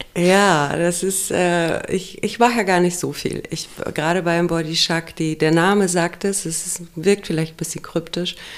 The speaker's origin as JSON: {"language": "German", "country": "Romania", "tie": "born or raised there", "moved": "yes", "said": "ich komme aus Rumänien. Und da war Kommunismus, mhm. als ich klein war"}